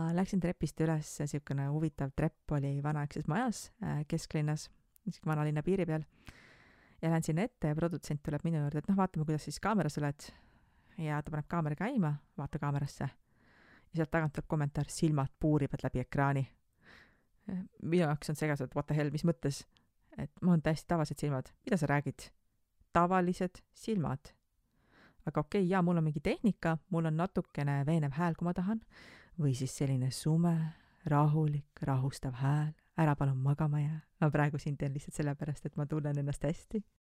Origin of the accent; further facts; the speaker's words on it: Tartu, Tartu County, Estonia; ma olen Tartust pärit